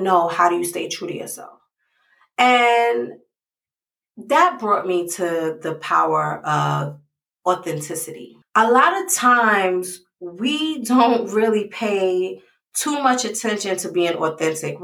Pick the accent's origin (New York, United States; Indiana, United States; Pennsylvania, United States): New York, United States; New York City; I grew up in the Bronx